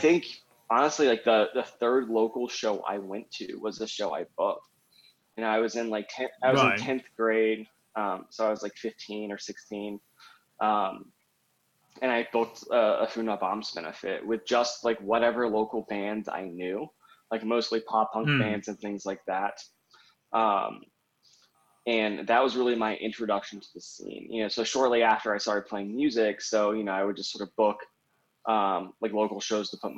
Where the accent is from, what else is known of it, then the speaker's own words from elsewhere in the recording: Raleigh, North Carolina, United States; moved away as an adult; also born or lived in Barcelona / Providence, Rhode Island / Washington, District of Columbia, United States / Chapel Hill; now in Denver, United States; I grew up in North Carolina, in the sort of capital town of Raleigh, North Carolina